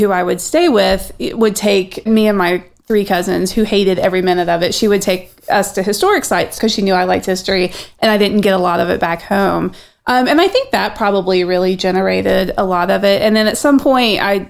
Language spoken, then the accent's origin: English; Abingdon, Virginia, United States; moved away; I grew up on the Virginia-Tennessee border in a little town called Abingdon